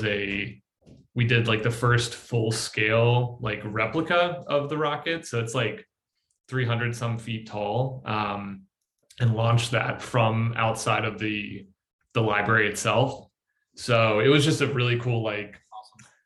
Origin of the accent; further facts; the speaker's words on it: Virginia, United States; moved away as an adult; I'm from Virginia originally